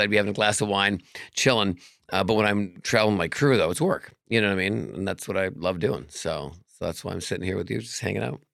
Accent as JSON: {"language": "English", "town": "Vancouver", "region": "British Columbia", "country": "Canada", "moved": "yes", "lives_now": "Las Vegas, United States", "said": "I'm from Canada originally, Vancouver"}